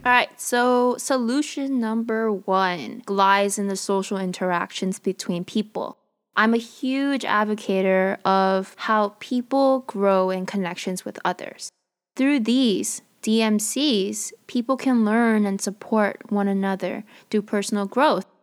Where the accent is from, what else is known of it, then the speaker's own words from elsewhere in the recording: United States; as a Korean American